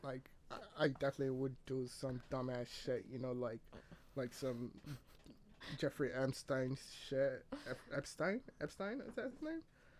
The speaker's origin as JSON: {"language": "English", "country": "Nigeria", "lives_now": "Canada", "said": "I'm Nigerian. I'm not a citizen yet, but hopefully, if Canada like has pity on me and like decides to give me, I wouldn't reject it."}